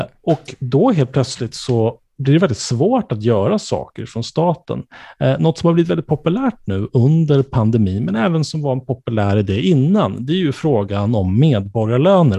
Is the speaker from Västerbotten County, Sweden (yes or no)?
no; Stockholm County, Sweden; jag som då är född och uppvuxen i, eh, Stockholmsregionen, om än inte i Stockholms kommun